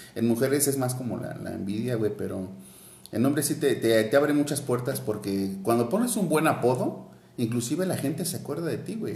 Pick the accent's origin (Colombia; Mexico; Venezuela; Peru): Mexico; also born or lived in Querétaro; como mexicanos